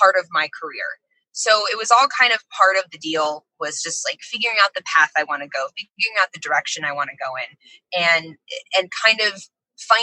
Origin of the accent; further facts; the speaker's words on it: DeLand, Florida, United States; I grew up in Central Florida